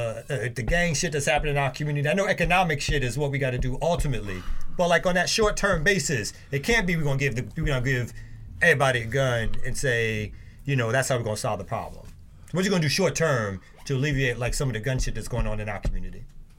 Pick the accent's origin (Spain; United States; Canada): United States; New York; moved away; because I was born in New York